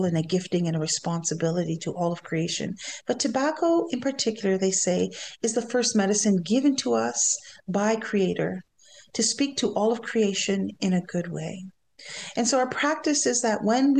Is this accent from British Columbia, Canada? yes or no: no; Shawanaga First Nation, Ontario, Canada; I come from Shawanaga First Nations, as you heard, and I am Anishinaabe